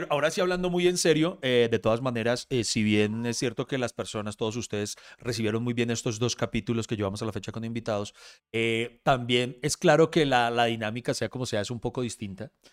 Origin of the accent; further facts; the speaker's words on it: Bogotá, Colombia; crecí en La Estrada, eh, en Bogotá